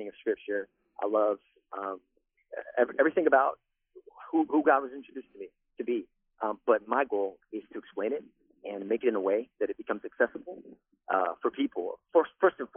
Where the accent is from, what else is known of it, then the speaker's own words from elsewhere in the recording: New York, United States; now in Central Florida, United States; I grew up in New York.